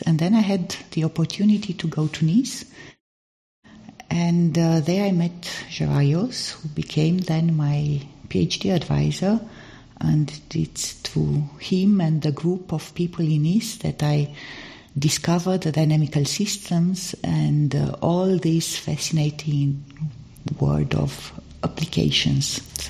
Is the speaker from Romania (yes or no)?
yes; Romania; first language Romanian; English is a second language; So also from the language, because Romanian, I'm coming from Romania, and Romanian is also a Latin language, and I had to learn French in school.